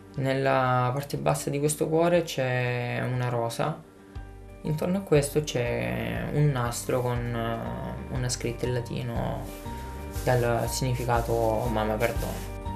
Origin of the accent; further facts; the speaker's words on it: Lecce, Apulia, Italy; moved away as an adult; now in Paris, France; ho 28 anni, vengo da Lecce e mi ritrovo a Parigi per lavoro